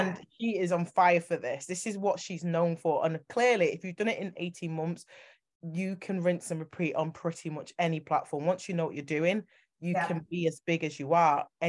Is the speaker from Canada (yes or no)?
no; United Kingdom; also born or lived in Manchester; I'm from Britain and I live in Manchester